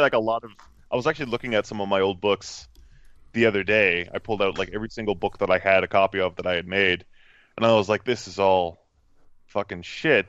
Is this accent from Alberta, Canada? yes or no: no; Cambridge, Ontario, Canada; I usually just say Toronto as a blanket statement because no one who knows anything about Canada is going to know where Cambridge, Ontario is